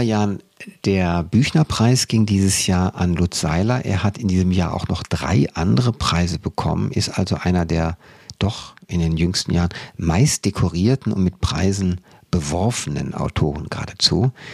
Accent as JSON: {"language": "German", "town": "Cologne", "region": "North Rhine-Westphalia", "country": "Germany", "moved": "yes", "lives_now": "Berlin, Germany", "said": "jeder Wessi, und ich bin einer äh, als Kölner"}